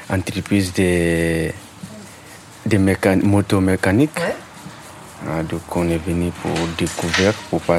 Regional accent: Sierra Leone; now in France; J'ai 16 ans. J'habite à Viltaïs Résidence Anima. Je viens de Sierra Leone.

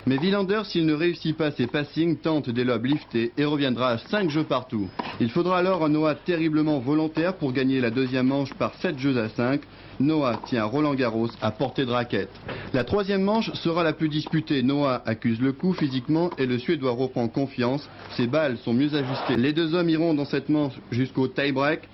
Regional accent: France; on est français

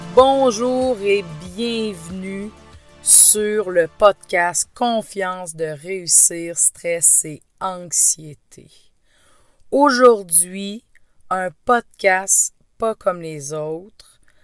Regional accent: Quebec, Canada; accent: Québécois; Je viens du Québec. Donc oui, ne vous étonnez pas. Cet accent est bien un accent québécois.

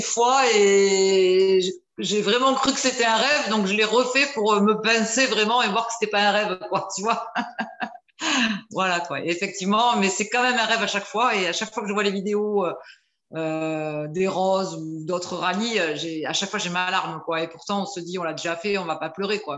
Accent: Bordeaux, Nouvelle-Aquitaine, France; je suis de Bordeaux, j'ai 54 ans

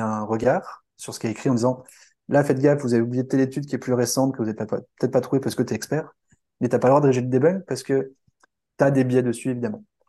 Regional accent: France; en tant que Français

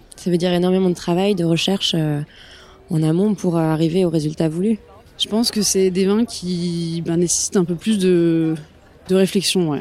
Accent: Auvergne-Rhône-Alpes, France; j'ai grandi en Auvergne.

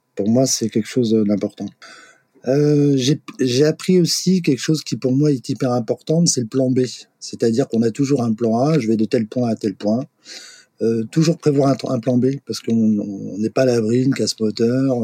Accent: Brest, Brittany, France; moved away as an adult; moi je suis né à Brest, j'ai vécu 20 ans à Brest

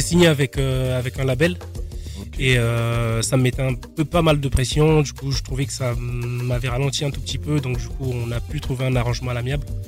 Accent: Brazzaville, Republic of the Congo; moved away; Je suis né à Brazzaville

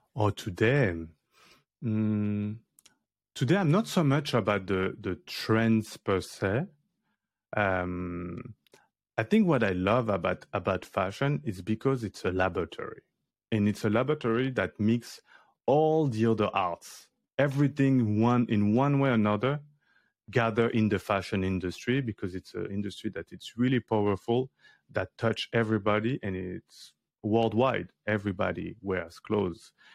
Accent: Paris, Île-de-France, France; I grew up in Paris in the eleventh arrondissement near to, to Bastille

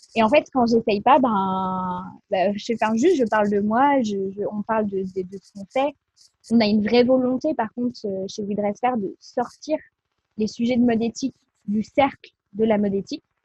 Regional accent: Bordeaux, Nouvelle-Aquitaine, France; now in Lyon, France; Je suis de Bordeaux à la base

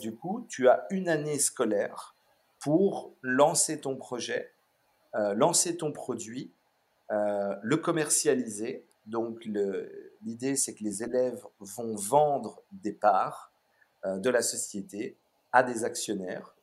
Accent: Brussels, Brussels-Capital Region, Belgium; born or raised there; also born or lived in Melbourne, Australia

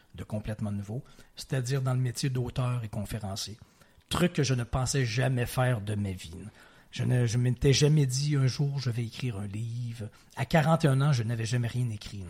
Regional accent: Quebec City, Quebec, Canada; also born or lived in Provence / Ontario / Montreal; j'ai évolué la grande majorité, euh, partie de ma vie à Québec, dans la ville de Québec, au Québec, mais j'habitais, je, retourne très loin dans mon enfance, mais de 2 à 4 ans en Provence

